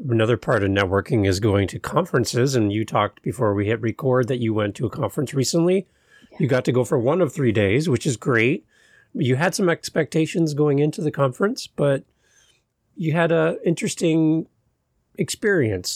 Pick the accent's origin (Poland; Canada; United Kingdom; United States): Canada; as a Canadian